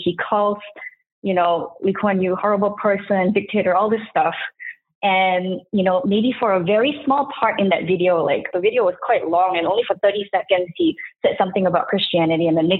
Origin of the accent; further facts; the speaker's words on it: Singapore; now in United States; It's like kind of like half my life actually was spent in the US, which I guess justifies my accent at this point.